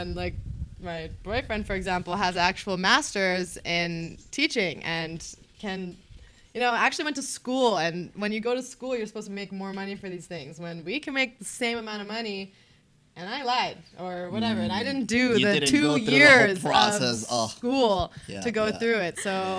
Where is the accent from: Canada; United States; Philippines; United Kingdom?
Canada; I'm from Canada.